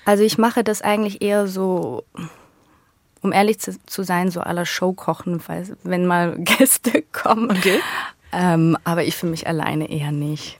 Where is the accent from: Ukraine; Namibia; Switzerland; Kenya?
Switzerland; accent: Swiss German; moved away as an adult; now in Berlin, Germany; Dann bin ich Schweizerin.